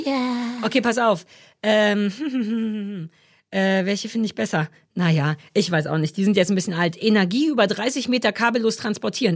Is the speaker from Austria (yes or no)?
no; East Germany, Germany; als alter Ossi